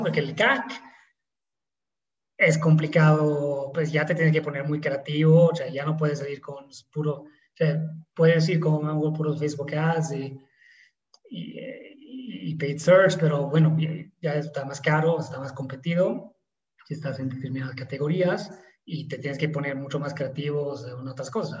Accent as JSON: {"language": "Spanish", "country": "Italy", "also_born_or_lived": "São Paulo, Brazil", "accent": "Italian", "second_language": "Spanish", "moved": "as an adult", "lives_now": "Mexico", "said": "no somos de acá, yo soy italiano, eh, se podrá notar quizás por el acento"}